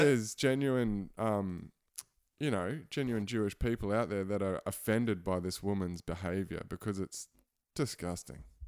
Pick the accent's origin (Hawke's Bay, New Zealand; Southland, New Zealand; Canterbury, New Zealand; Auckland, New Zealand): Canterbury, New Zealand; Christchurch; moved away; I'm, I'm originally from Christchurch, so that's my hometown